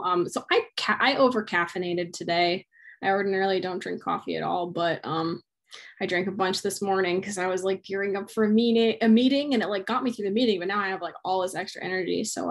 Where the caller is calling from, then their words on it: Hilo, Hawaii, United States; I'm zooming from Hilo, Hawaii, so it's pretty hot here.